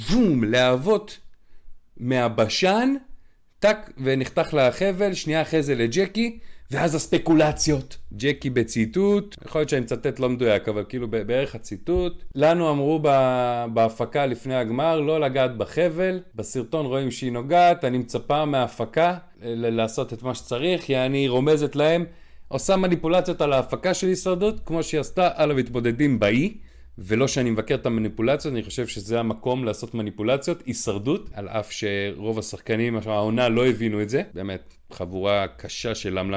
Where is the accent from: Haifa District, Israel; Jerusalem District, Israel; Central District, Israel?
Haifa District, Israel; Krayot; now in Bnei Brak, Israel; אני גר בבני ברק על גבול רמת גן, והיה פה פיגוע ממש ליד הבית, בואנה זה זרק אותי, אני צפוני במקור מהקריות